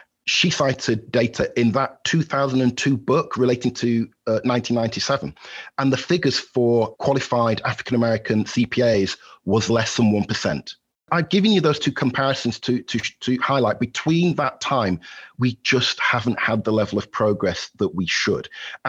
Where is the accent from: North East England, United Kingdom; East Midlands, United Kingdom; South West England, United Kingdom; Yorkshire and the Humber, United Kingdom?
Yorkshire and the Humber, United Kingdom; Halifax; now in Valparaiso, United States; although I reside at Valparaiso University, Indiana, in the United States, I'm a Yorkshire lad at heart. I'm originally from Halifax in West Yorkshire, and by hook and by crook, I've ended up in the United States with my beautiful wife.